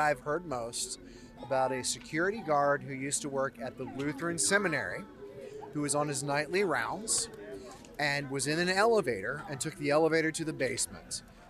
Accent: outside of Gettysburg, Pennsylvania, United States; I grew up outside of Gettysburg.

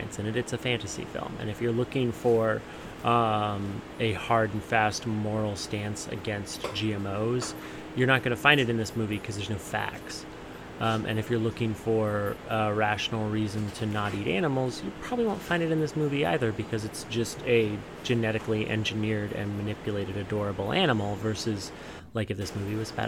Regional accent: Montana, United States; I'm from Montana and I grew up around the beef industry

